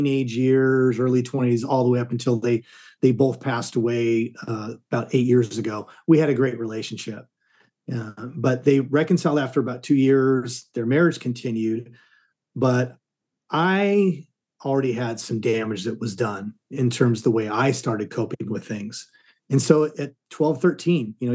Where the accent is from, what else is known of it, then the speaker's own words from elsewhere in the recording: Southern California, United States; moved away as an adult; now in Dallas, United States; I grew up in Southern California.